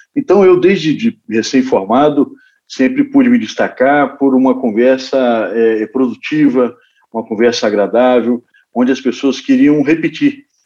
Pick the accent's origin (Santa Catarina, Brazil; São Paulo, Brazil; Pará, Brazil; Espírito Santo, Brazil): Espírito Santo, Brazil; lá no Espírito Santo, lá na, na minha terra